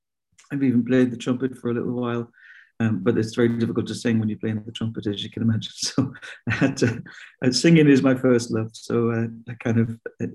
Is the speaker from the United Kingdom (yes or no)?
no; Castlebar, Connacht, Ireland; born there; I was born in Castlebar in County Mayo in Southern Ireland.